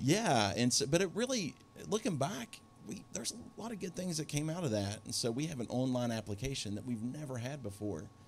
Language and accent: English; Beckley, West Virginia, United States; moved away; I grew up in Beckley, West Virginia